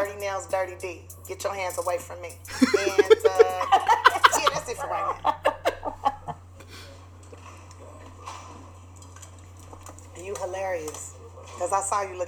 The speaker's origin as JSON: {"language": "English", "town": "Los Angeles", "region": "California", "country": "United States", "tie": "born or raised there", "said": "I grew up in South Central Los Angeles"}